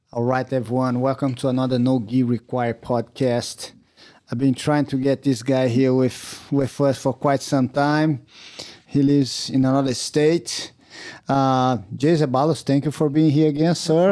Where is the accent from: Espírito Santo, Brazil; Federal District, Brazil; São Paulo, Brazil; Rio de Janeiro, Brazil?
Rio de Janeiro, Brazil; Teresópolis; English is a second language; moved away as an adult; now in United States; we grew up in Teresópolis